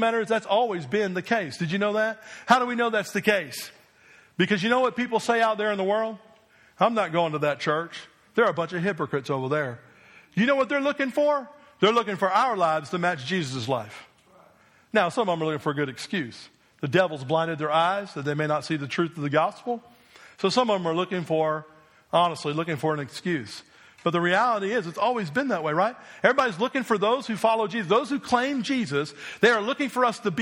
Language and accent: English; New Jersey, United States; moved away as an adult; also born or lived in Delaware / Mississippi; now in Alabama, United States; when I grew up in New Jersey, I never dreamed one day that I would live in Alabama